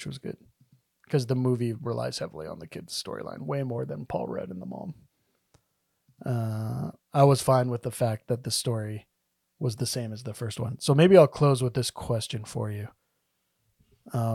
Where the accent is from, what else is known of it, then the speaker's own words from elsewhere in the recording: the Canadian prairies, Alberta, Canada; moved away; I'm not from Fort McLeod, but I'm from what looks like Fort McLeod. Fort McLeod was like a big town compared to where I grew up